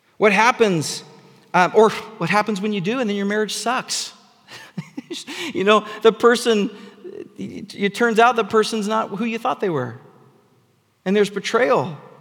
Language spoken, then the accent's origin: English; United States; here in the West, in the Seattle area, um, because, because we're American.